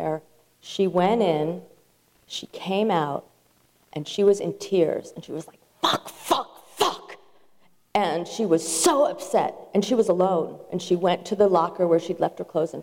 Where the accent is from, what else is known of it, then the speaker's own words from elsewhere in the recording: Berkeley, California, United States; I grew up in Berkeley